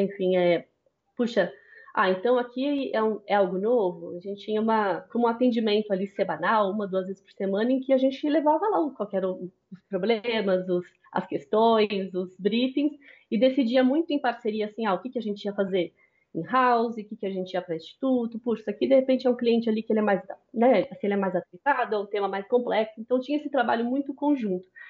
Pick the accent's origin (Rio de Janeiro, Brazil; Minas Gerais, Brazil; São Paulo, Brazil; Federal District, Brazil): São Paulo, Brazil; sou paulista